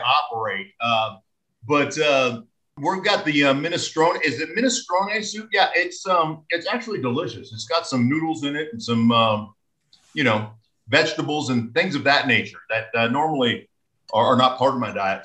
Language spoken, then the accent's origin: English; Alaska, United States; moved away as an adult; I grew up in Alaska